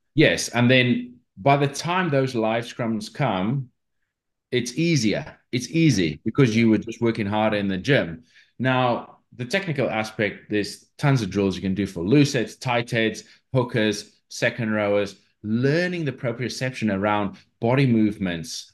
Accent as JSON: {"language": "English", "country": "South Africa", "tie": "born or raised there", "moved": "yes", "said": "I grew up in South Africa"}